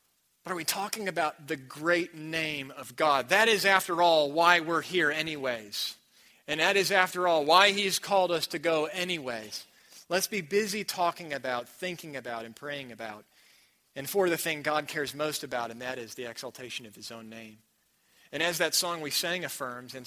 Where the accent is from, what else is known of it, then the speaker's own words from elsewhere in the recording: United States; also born or lived in New Mexico; I'm from America